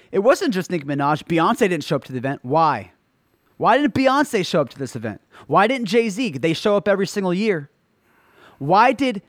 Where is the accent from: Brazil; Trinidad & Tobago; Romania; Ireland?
Trinidad & Tobago; because I came from Trinidad. I was born in Trinidad. I was raised broke and poor. I know I'm not forgetting where I come from, and I'm not forgetting about my family. And I have family in Trinidad.